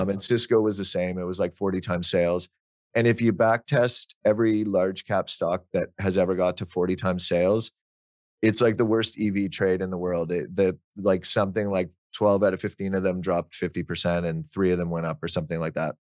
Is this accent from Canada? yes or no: yes; Ottawa, Ontario, Canada; I grew up in Ottawa, which is where Nortel was based